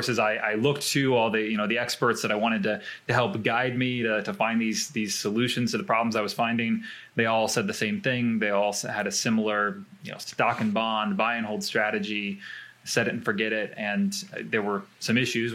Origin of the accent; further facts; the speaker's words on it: Arkansas, United States; I'm from Arkansas in the United States